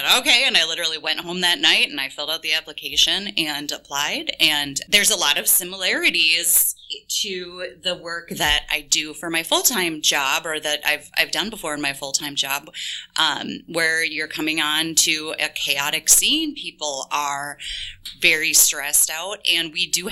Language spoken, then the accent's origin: English; Crystal, Minnesota, United States; I grew up in Crystal.